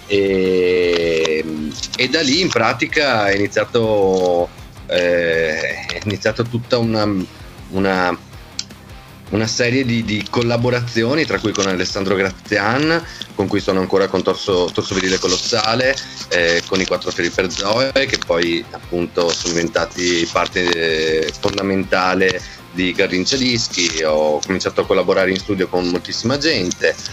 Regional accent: Veneto, Italy; io ehm, eh, sono trevigiano, vengo dalla provincia di Treviso, eh, sono nato nel 1976, sono un uomo del secolo scorso

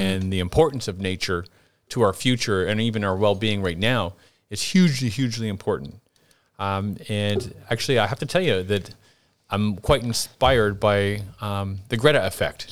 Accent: Canada; moved away; growing up in Canada

